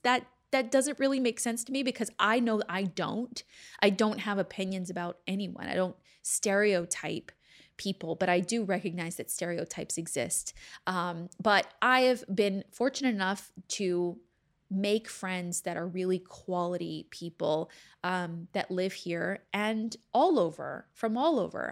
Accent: Texas, United States; accent: Southern; moved away as an adult; also born or lived in Louisiana; now in Los Angeles, United States; I am from there. I grew up there

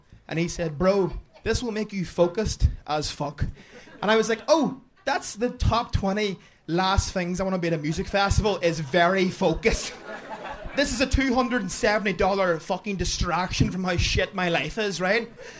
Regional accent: Ireland; I am very Irish.

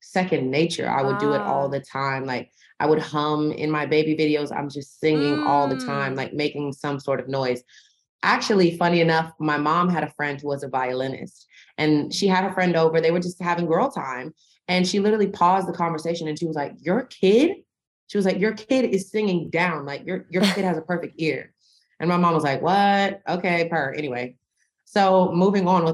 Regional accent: the South, United States; I come from the South

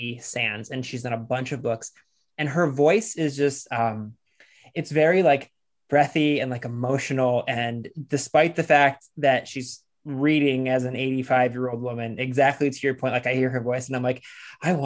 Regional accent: Lorain, Ohio, United States; I grew up in Lorain, Ohio, which is where Toni Morrison is from

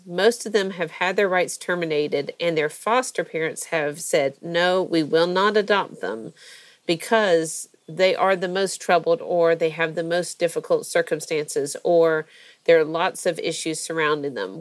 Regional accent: Georgia, United States; also born or lived in Florida; I'm from Georgia originally. I was born in uh, Florida, but only because my dad was in residency there at the University of um, Florida and um, grew up here

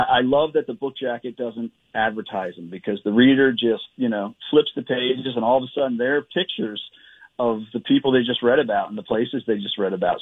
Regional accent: Edgewood, Maryland, United States; moved away; my hometown of Edgewood, Maryland

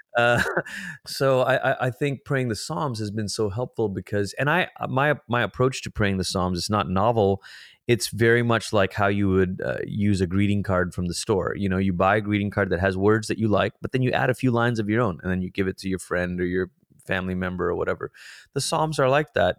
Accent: Malaysia; moved away; I'm a first generation immigrant. I grew up in Malaysia. It's where I'm from.

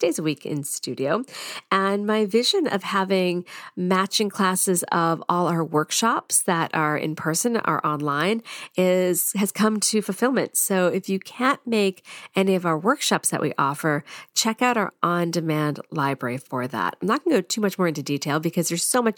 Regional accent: United States; my American tongue

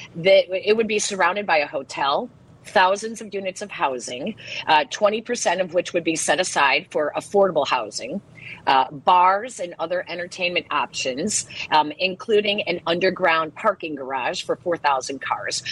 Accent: Chicago, Illinois, United States; We said Chicago

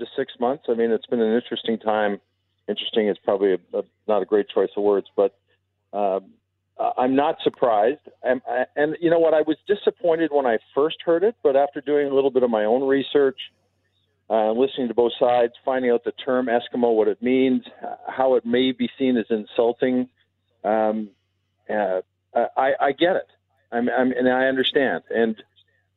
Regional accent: Toronto, Ontario, Canada; moved away as an adult; also born or lived in Edmonton, Canada; I grew up in Toronto and spent a lot of years in Edmonton as a player, and then afterwards with my family

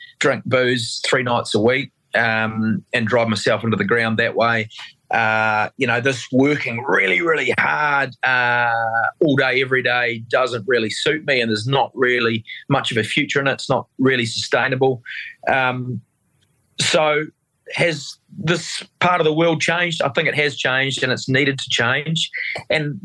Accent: Otago, New Zealand; I was brought up in South Otago, North Otago, 70s and 80s

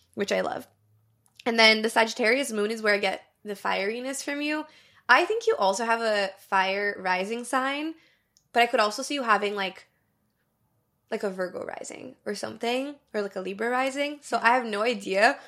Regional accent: Brazil; moved away; Because I grew up in Brazil, I speak Portuguese fluently, and then I also am fluent in English and in Spanish.

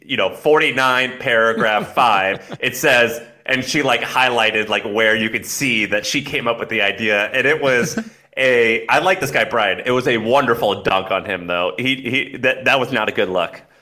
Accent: Missouri, United States; also born or lived in San Francisco, California / New York / Australia; now in Texas, United States; I'm from Missouri. I lived in California and San Francisco for ten years. Now I live in Texas and New York

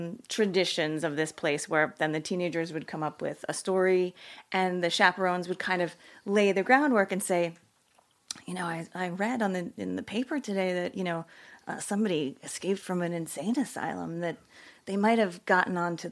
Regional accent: New Jersey, United States; also born or lived in Pennsylvania; I grew up in New Jersey.

